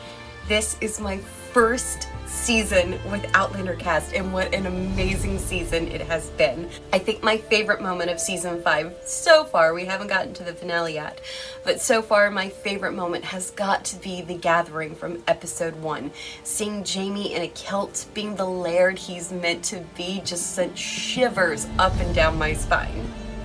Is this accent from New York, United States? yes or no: yes; New York, United States; now in South Carolina, United States; from New York, but currently residing in South Carolina.